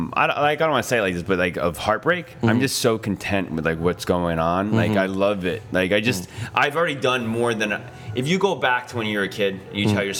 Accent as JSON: {"language": "English", "town": "Edison", "region": "New Jersey", "country": "United States", "said": "From Edison, New Jersey."}